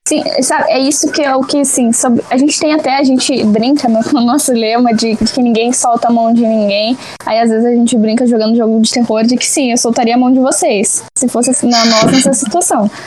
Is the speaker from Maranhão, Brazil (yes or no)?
no; Porto Alegre, Rio Grande do Sul, Brazil; sou de Porto Alegre, Rio Grande do Sul